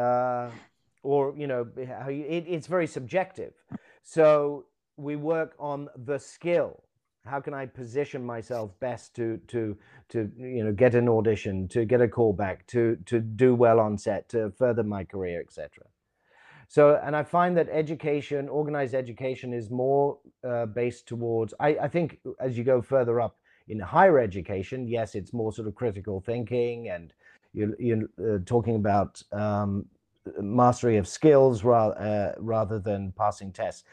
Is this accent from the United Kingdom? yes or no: yes; London, United Kingdom; I was born in England, born in London, went to school here. until I was about sixteen.